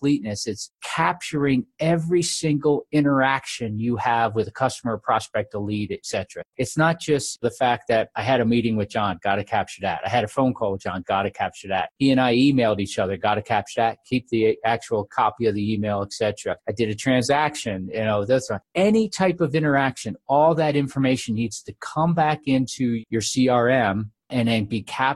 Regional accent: New Jersey, United States; moved away as an adult; also born or lived in Iowa; I was born in New Jersey. I get kind of hung out there. And I was a big athlete when I was a kid

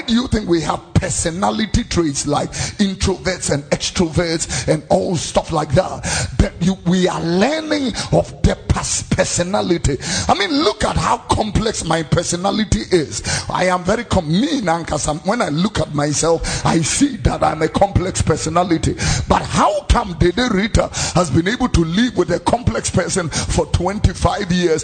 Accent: Accra, Greater Accra, Ghana; also born or lived in Tesano, Accra; I was born here in Tesano and grew up in Fadama and Abekam

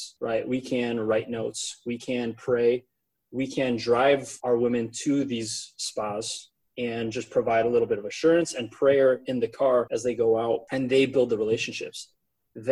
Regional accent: Darien, Illinois, United States; moved away as an adult; now in Chicago, United States; I grew up in Darien.

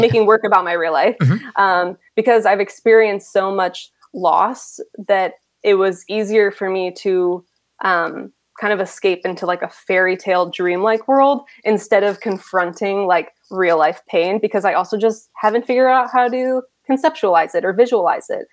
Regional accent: Rochester, New York, United States; now in Brooklyn, New York, United States; I grew up in Rochester, New York, which is the birthplace of Kodak

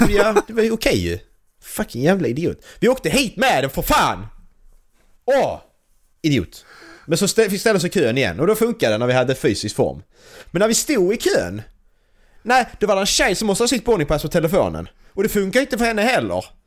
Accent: Sweden; jag kommer från Sverige

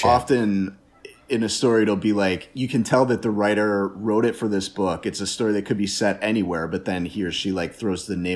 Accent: Milwaukee, Wisconsin, United States; I'm from Milwaukee

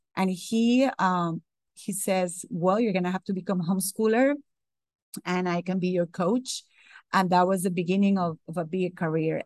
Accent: Costa Rica; English is a second language; moved away as an adult; now in Atlanta, United States; I was born in Costa Rica

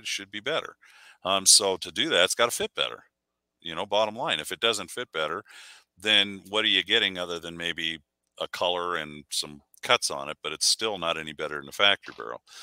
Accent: Burbank, California, United States; moved away; I grew up shooting in the Southwest Pistol League down in um, Southern California area because that's where we're from originally, Burbank

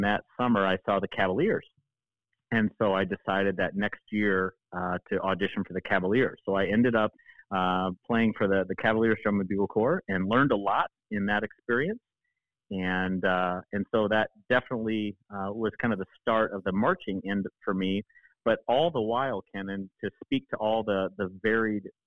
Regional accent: Grand Ledge, Michigan, United States; also born or lived in Germany; I was born in Germany, but I consider myself American. I was a dual citizen, and I consider myself from Michigan because that's where I went to middle school and high school

